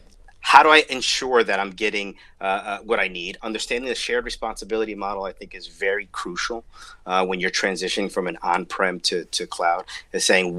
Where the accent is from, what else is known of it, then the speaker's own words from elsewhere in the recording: New Jersey, United States; hometown New Jersey, and I'm from New Jersey